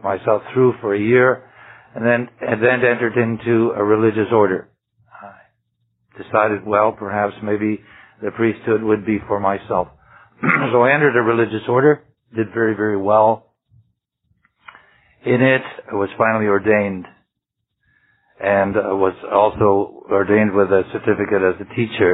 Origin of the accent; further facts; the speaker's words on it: Ottawa Valley, Ontario, Canada; now in Vancouver, Canada; I was brought up in the Ottawa Valley in Ontario